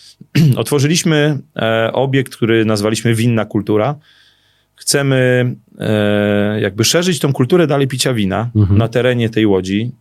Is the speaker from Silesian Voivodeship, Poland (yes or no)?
no; Ziewanice, Lesser Poland, Poland; ja się wychowałem na Ziewanicach